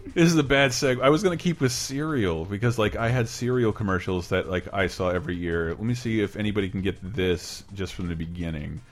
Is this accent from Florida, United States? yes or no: yes; Florida, United States; moved away; I do go home for two weeks to Florida every year